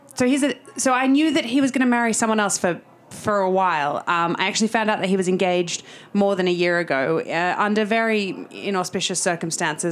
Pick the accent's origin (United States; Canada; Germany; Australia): Australia; Sydney, New South Wales; moved away as an adult; now in London, United Kingdom; I'm from Sydney, so 15 months in London